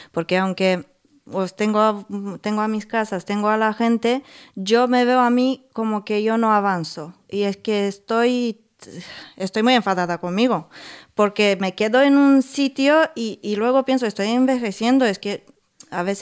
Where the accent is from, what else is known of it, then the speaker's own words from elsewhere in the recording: Buzău, Buzău County, Romania; igual de donde vengo yo de Rumanía, de Buzău, que tengas un negocio chiquitito.